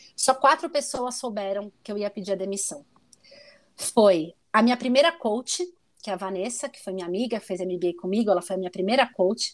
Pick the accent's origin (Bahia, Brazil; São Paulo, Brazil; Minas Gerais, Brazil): São Paulo, Brazil; moved away as an adult; also born or lived in Porto Alegre; Morei em Porto Alegre, sou originalmente paulista